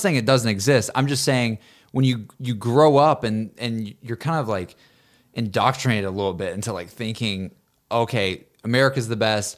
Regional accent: Alabama, United States; growing up in Alabama

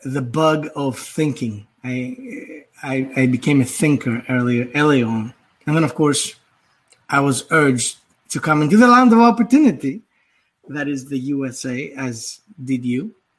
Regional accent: Athens, Attica, Greece; also born or lived in Manhattan, New York; now in Hudson Valley, New York, United States; I was uh, born and raised in Athens, Greece.

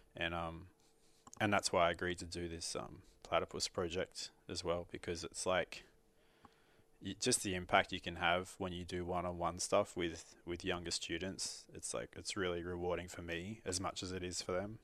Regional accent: Sydney, New South Wales, Australia; moved away; I grew up in Sydney and even if we were still living in Sydney

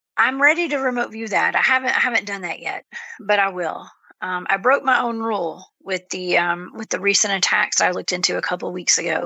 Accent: Georgia, United States; I'm from Georgia

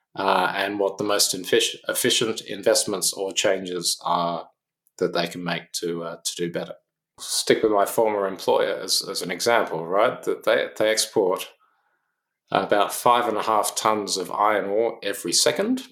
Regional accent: Canberra, Australian Capital Territory, Australia; also born or lived in Oxford / United States; now in Sydney, Australia; I'm from Canberra originally

